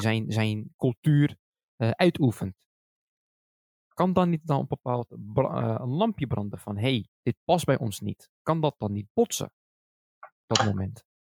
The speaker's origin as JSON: {"language": "Dutch", "town": "Schiedam", "region": "South Holland", "country": "Netherlands", "tie": "born or raised there", "moved": "yes", "lives_now": "Rotterdam, Netherlands", "said": "ik zelf een Schiedammer ben, geboren en getogen in Schiedam."}